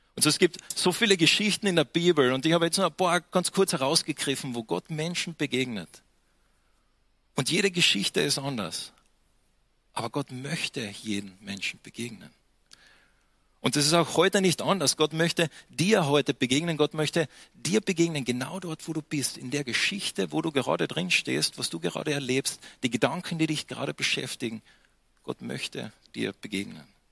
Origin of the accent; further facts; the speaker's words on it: Austria; für mich am Anfang als Österreicher